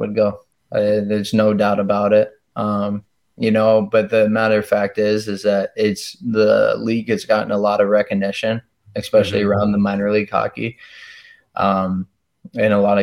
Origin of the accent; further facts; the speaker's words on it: Texas, United States; in my home state